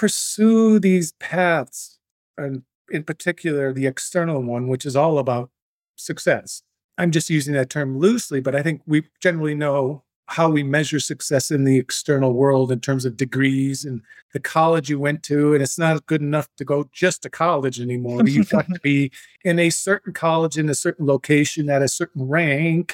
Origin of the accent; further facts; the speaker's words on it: Three Lakes, Wisconsin, United States; moved away; my hometown of Three Lakes